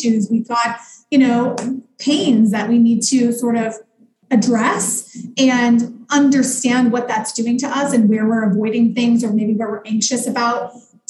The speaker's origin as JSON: {"language": "English", "region": "Midwest", "country": "United States", "moved": "as an adult", "lives_now": "New York, United States", "said": "I'm from the Midwest"}